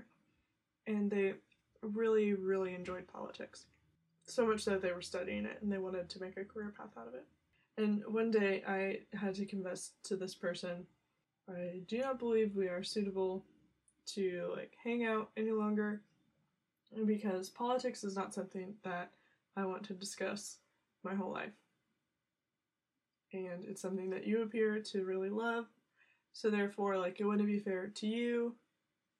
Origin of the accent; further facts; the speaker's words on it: United States; I'm living in America. I'm an American